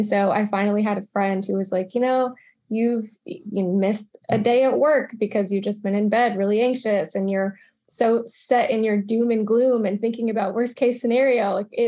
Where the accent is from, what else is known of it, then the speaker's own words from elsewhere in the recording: Charlottesville, Virginia, United States; also born or lived in Georgia / Maryland; So I grew up in the South. Little bit all over. Started in Charlottesville, Virginia, moved to Georgia, spent some time in Atlanta, then Augusta, then was in Maryland for a second and came back to Virginia.